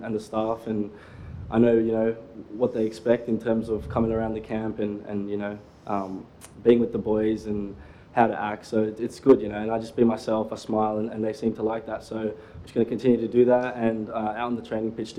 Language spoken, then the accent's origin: English; Australia; also born or lived in South Africa; I came over to Australia when I was 9 months, so pretty much one year old. And, yeah, I don't know any better. I'm Australian through and through